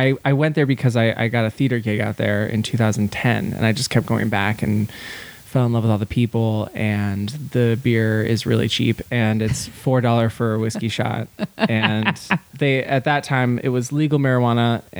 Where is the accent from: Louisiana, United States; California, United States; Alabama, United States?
California, United States; San Jose; moved away as an adult; also born or lived in New York City / Montana; I'm from San Jose, California. And I moved to New York City when I was 19 and I lived there till I was 29.